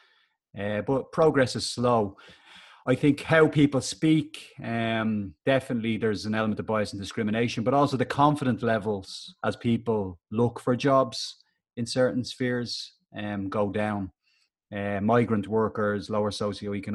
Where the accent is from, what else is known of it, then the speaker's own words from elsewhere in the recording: Dublin, Leinster, Ireland; I was born in Finglas in the north side of Dublin